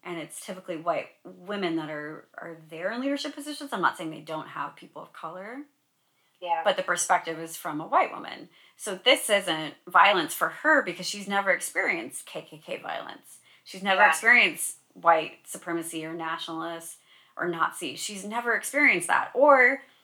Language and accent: English; Sacramento, California, United States; I'm from Sacramento. That's my hometown